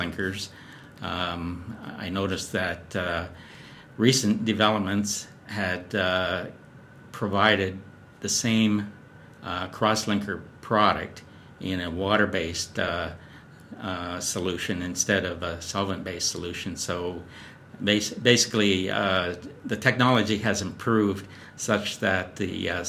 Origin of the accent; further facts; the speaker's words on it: Calgary, Alberta, Canada; moved away as an adult; also born or lived in Ontario / Edmonton / New Jersey; I grew up in Calgary, went to University of Calgary